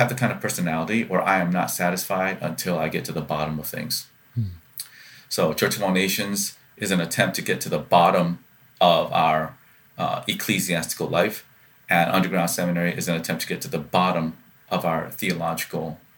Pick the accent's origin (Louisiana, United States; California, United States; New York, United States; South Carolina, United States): South Carolina, United States; Columbia; growing up in Columbia, South Carolina